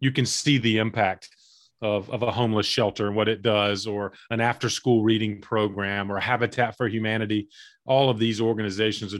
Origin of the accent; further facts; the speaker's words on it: Eastern North Carolina, United States; I grew up in Eastern North Carolina